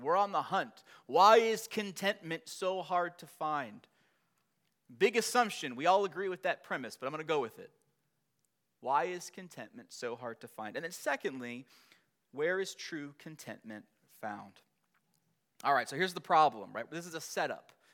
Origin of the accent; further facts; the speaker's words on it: Long Beach, California, United States; I was born in Long Beach, California.